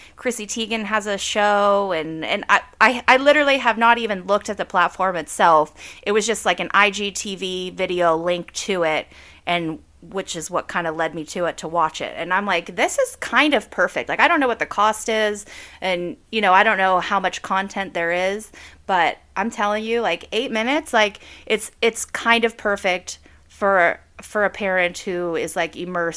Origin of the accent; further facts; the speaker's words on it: southwestern Pennsylvania, United States; I live in a small town in southwestern PA. I was born and raised here